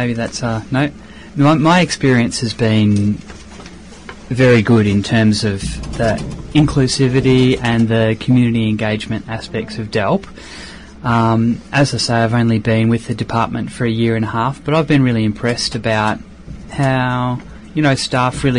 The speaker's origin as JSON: {"language": "English", "town": "Ocean Grove", "region": "Victoria", "country": "Australia", "tie": "born or raised there", "also_born_or_lived": "Geelong", "said": "I was born in Geelong and then grew up in Ocean Grove"}